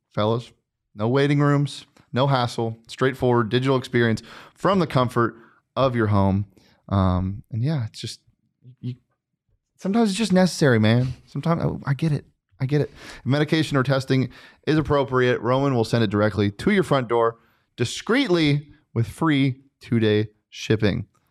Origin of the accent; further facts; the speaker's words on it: Scottsdale, Arizona, United States; I grew up in Scottsdale